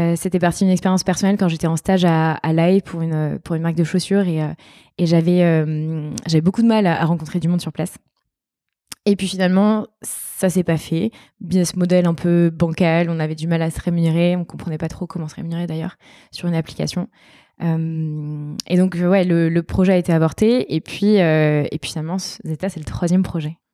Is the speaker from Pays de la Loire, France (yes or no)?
yes; countryside near Angers, Pays de la Loire, France; now in Bordeaux, France; J'ai grandi dans la campagne à Angers, dans un tout petit village de 2000 habitants